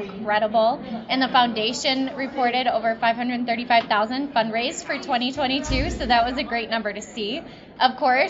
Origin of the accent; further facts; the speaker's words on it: Delavan, Wisconsin, United States; I was born and bred in Delavan, Darien